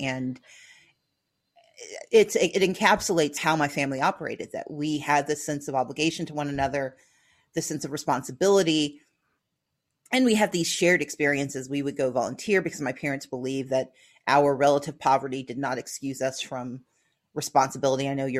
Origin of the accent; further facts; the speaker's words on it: Mississippi, United States; moved away; also born or lived in Georgia; As I grew up in Mississippi